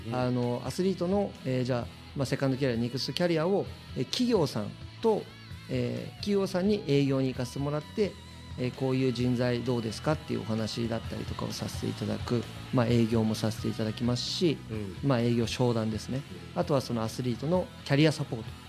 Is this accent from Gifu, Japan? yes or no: no; Shizuoka, Japan; 静岡県清水に、えー、6人兄弟の末っ子として生まれた